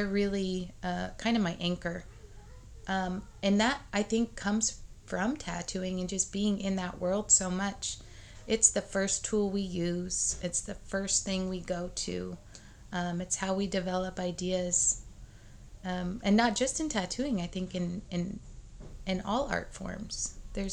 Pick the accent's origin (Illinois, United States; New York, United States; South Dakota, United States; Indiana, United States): South Dakota, United States; Rapid City; moved away as an adult; now in Kansas City, United States; I'm really from South Dakota